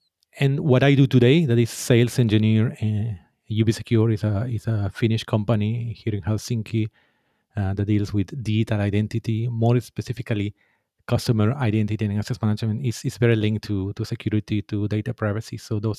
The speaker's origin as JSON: {"language": "English", "country": "Peru", "second_language": "English", "moved": "yes", "lives_now": "Finland", "said": "Yes, as you said, I am from Peru, and I've been living already more than 10 years here in Finland."}